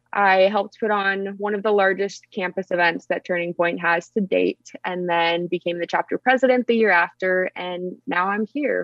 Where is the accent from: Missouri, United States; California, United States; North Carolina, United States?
California, United States; about an hour east of Los Angeles; I grew up in California, like yourself, but I was about an hour east of Los Angeles.